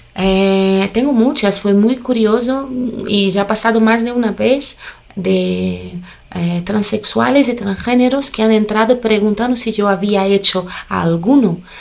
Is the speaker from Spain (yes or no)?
no; Brazil; Spanish is a second language; yo nací en una familia muy colorida, ¿no? Una familia brasileña